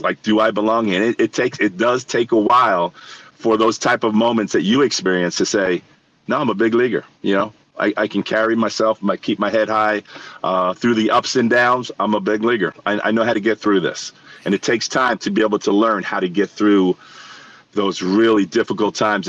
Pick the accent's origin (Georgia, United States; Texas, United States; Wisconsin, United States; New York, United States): New York, United States; New York City; Like, I grew up in New York City. I watched Reggie hit all the home runs.